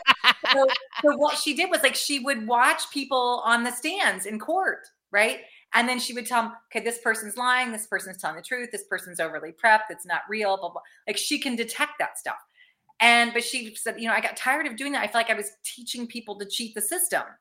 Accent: Danville, Illinois, United States; also born or lived in St. Louis, Missouri; now in Los Angeles, United States; dick van dyke earlier being from my hometown

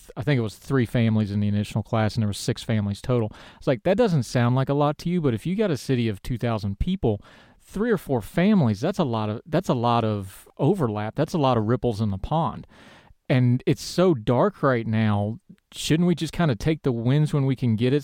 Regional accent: West Virginia, United States; West Virginia Public Media did a story. They actually did it on my hometown

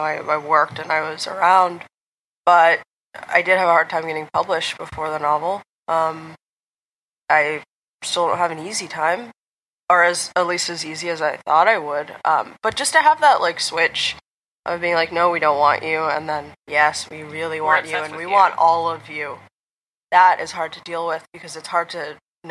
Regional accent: United States; I'm from America

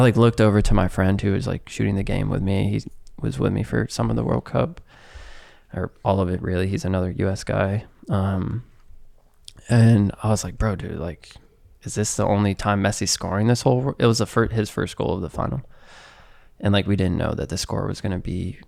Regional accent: United States; Being American

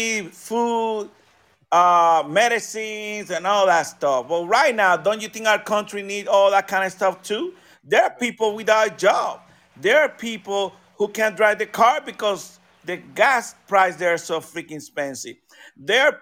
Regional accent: United States; I'm a freaking American.

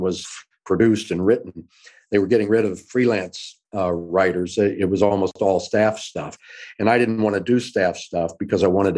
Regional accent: Dallas, Texas, United States; moved away as an adult; also born or lived in New York; now in Los Angeles, United States; I went back to my hometown of Dallas after college and did a lot of local theater there.

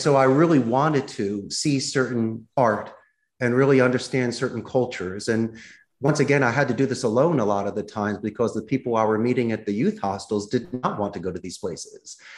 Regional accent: Philadelphia, Pennsylvania, United States; accent: Philadelphia; moved away as an adult; now in Costa Rica; my Philadelphia accent

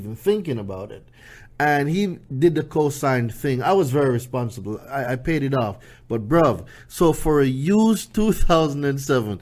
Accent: Jamaica; moved away as an adult; now in United States; I came here from Jamaica, right? So for those of you who don't know, I lived in Jamaica until I was about

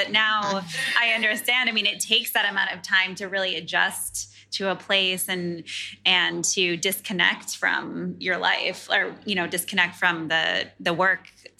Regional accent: United States; now in Australia; being an American and moving here

